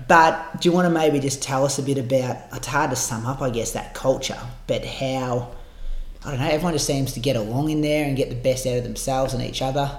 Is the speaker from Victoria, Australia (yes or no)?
yes; Bendigo, Victoria, Australia; I'm from Bendigo